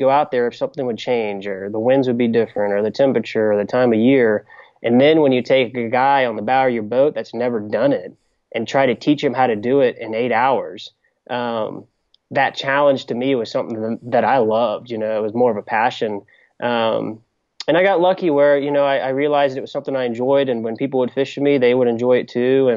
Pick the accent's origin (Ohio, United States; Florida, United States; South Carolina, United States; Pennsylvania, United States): South Carolina, United States; Beaufort; growing up in Beaufort, if you don't like the water, you would hate living there